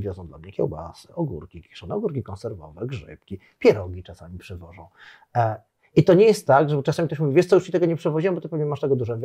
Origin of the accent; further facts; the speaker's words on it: Poland; moved away as an adult; now in Zanzibar, Tanzania; jestem z Polski